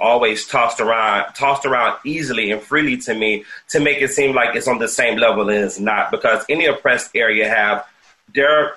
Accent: South Carolina, United States; I'm from South Carolina

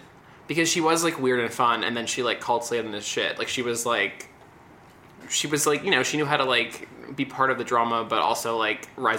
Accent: Beverly Hills, California, United States; I am from Beverly Hills

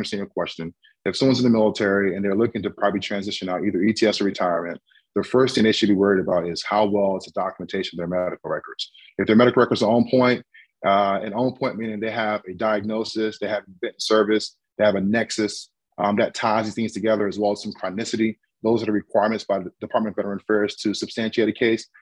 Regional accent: Fayetteville, North Carolina, United States; moved away as an adult; I'm originally from Fayetteville, North Carolina.

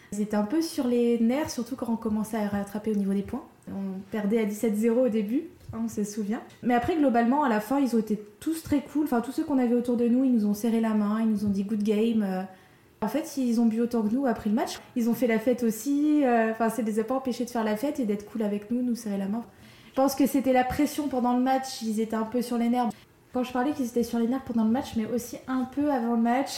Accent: France; en tant que Française

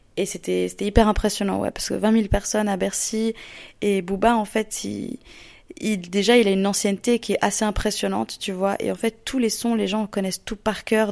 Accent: Lausanne, Vaud, Switzerland; je suis d'origine de Lausanne en Suisse

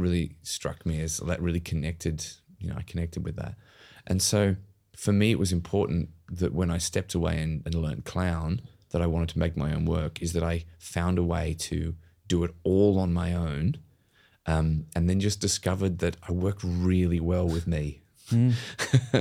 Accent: Australia; moved away as an adult; also born or lived in United Kingdom; having moved to the UK as an Australian, as a mm. young actor

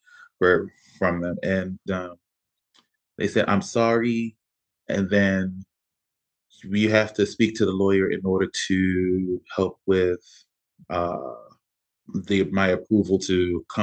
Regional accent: Baltimore, Maryland, United States; moved away as an adult; We got married in the courthouse back in my hometown of Baltimore

